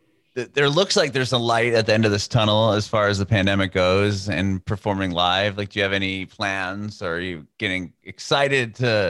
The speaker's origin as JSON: {"language": "English", "town": "San Diego", "region": "California", "country": "United States", "tie": "born or raised there", "moved": "yes", "lives_now": "Nashville, United States", "said": "I'm in Nashville now, but I'm born and raised in San Diego"}